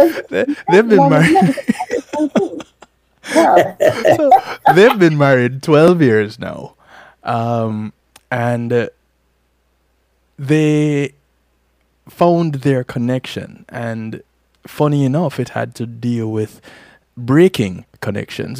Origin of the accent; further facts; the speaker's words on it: Jamaica; I'm Jamaican